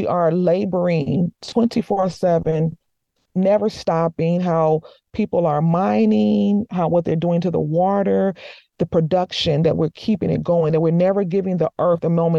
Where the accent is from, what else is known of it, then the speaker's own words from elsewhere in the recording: United States; also born or lived in Morocco; me as an American